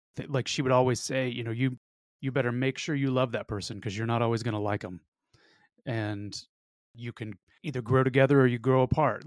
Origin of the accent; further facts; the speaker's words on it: the South, United States; I'm also from the South, where privacy is disproportionately r-, regarded